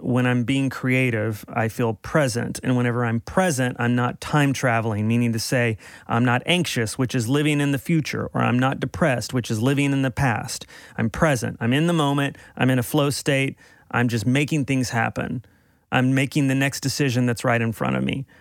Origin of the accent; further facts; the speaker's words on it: Dallas, Texas, United States; moved away; I'm from Dallas originally